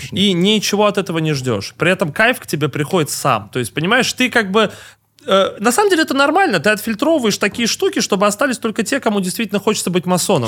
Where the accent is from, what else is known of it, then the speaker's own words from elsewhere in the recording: Russia; я русский человек, я родился в России